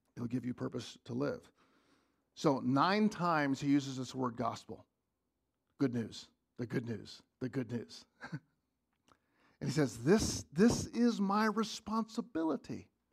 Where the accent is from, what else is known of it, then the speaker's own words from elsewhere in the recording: United States; As, as an American